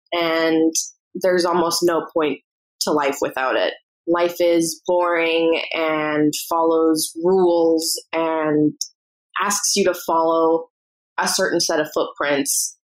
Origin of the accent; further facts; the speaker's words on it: Toronto, Ontario, Canada; I'm from Toronto, Ontario.